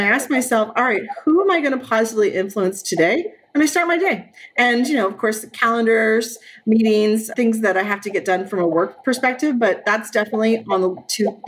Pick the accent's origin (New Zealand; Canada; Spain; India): Canada; Brampton, Ontario; I grew up in Brampton